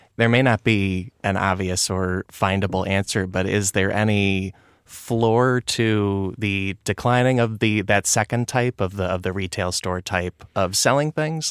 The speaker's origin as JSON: {"language": "English", "region": "Illinois", "country": "United States", "said": "I'm from Illinois"}